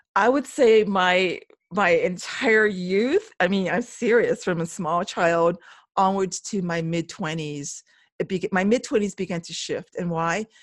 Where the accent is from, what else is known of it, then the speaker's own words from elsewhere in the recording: Oahu, Hawaii, United States; moved away as an adult; now in Waimea, Hawaii Island, United States; I was originally born and raised on the island of Oahu